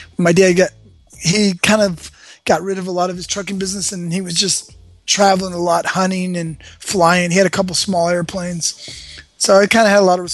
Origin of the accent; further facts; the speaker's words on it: Los Angeles, California, United States; I was born in Westwood, California. Born at UCLA Medical Center.